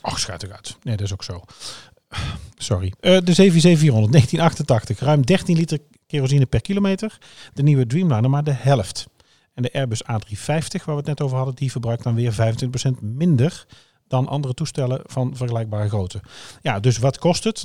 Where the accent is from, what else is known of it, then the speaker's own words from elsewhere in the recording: Oosterhout, North Brabant, Netherlands; bij ons in Oosterhout